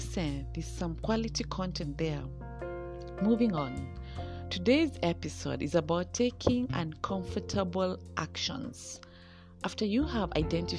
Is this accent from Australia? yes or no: no; Kenya; Kenya, my home country